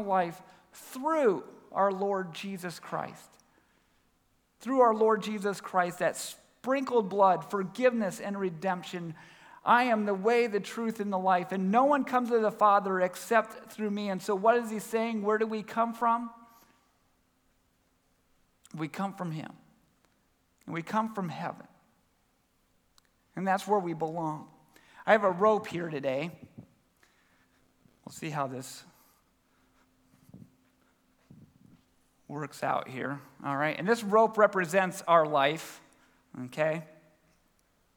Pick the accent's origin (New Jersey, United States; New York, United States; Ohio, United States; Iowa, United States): Ohio, United States; Minerva; also born or lived in Albert Lea, Minnesota; now in Columbus, United States; we moved out to the great state of Ohio when I was 10 years old. I've loved Ohio. Grew up in Minerva, Ohio.